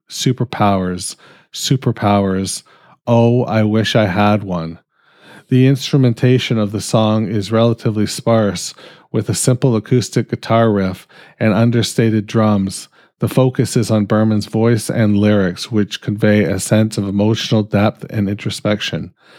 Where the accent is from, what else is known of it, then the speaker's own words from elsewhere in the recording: Canada; I'm fucking Canadian.